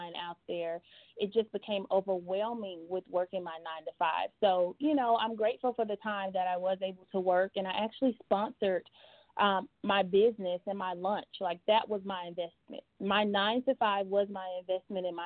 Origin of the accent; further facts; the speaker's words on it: Atlanta, Georgia, United States; also born or lived in Phoenix, Arizona; born in Phoenix, but most of my life I was actually raised in Atlanta